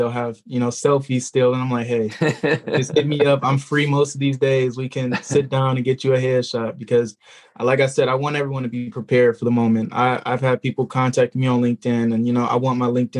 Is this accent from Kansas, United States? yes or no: no; Southfield, Michigan, United States; I'm coming from Southfield, Michigan, right next to Detroit